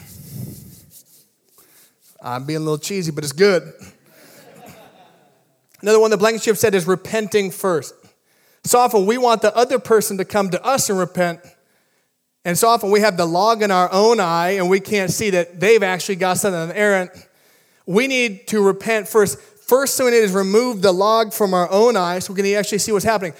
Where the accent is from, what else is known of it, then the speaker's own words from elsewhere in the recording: Midwest, United States; now in California, United States; I grew up in the Midwest with a lot of ponds